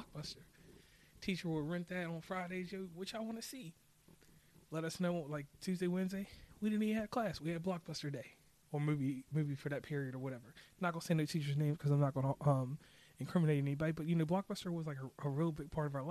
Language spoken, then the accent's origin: English; Lynchburg / Rustburg, Virginia, United States; my local people from Lynchburg, Virginia, Rustburg, Virginia, 434 area code